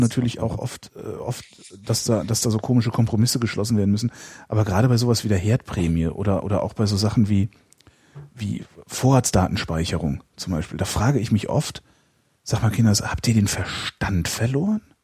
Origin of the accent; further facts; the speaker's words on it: Cologne, North Rhine-Westphalia, Germany; ich bin ja nur geboren in Köln und äh, dann relativ zügig aus der Kölner Südstadt verschleppt worden äh, in, in, in einen Vorort